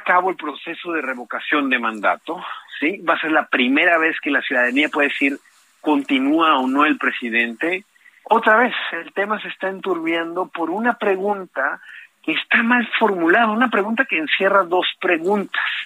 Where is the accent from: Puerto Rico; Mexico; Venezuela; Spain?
Mexico; tenemos nuevos derechos como mexicanos y como mexicanas